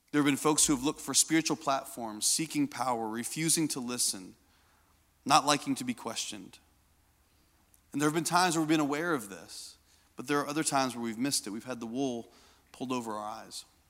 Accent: Indiana, United States; I grew up in Indiana.

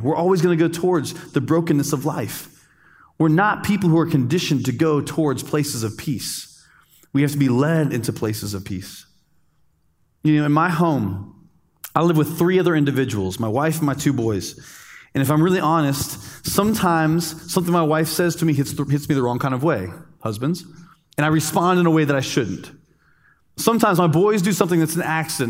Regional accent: United States; also born or lived in Dominican Republic; as an American, as a good American

